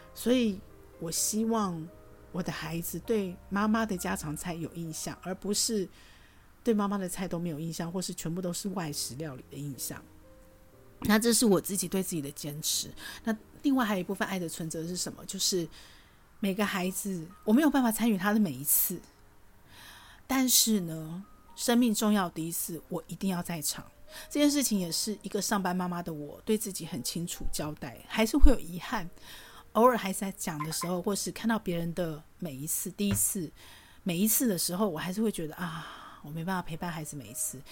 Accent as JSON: {"language": "Chinese", "region": "Taoyuan", "country": "Taiwan", "tie": "born or raised there", "also_born_or_lived": "Tainan", "said": "我出生在桃园，小时候外公外婆在台南，放暑假，寒假就会回去"}